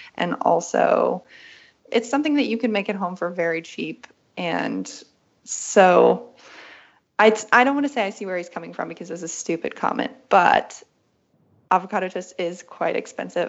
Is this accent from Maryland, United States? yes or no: no; West Virginia, United States; moved away as an adult; also born or lived in Berlin; I grew up in West Virginia